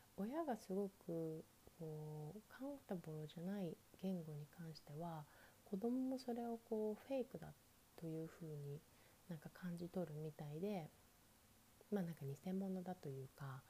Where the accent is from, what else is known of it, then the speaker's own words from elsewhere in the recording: Japan; first language Japanese; moved away; 私は日本